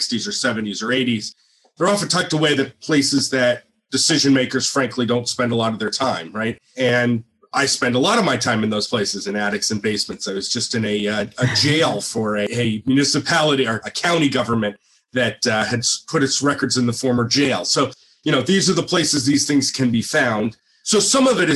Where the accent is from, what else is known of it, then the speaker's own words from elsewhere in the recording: New Jersey, United States; being born and bred in New Jersey